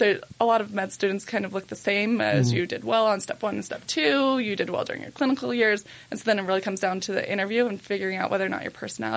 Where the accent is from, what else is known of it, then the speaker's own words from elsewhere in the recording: Pocatello, Idaho, United States; moved away as an adult; now in Salt Lake City, United States; I'm from Pocatello.